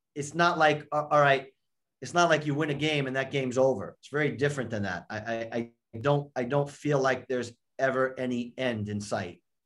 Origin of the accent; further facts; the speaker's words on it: New York, United States; I grew up in New York, uh, just outside New York